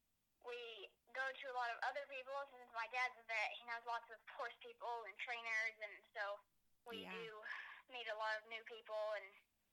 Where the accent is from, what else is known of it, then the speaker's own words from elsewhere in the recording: Mesa, Texas, United States; I'm 10 years old, and I'm from Mesa, Texas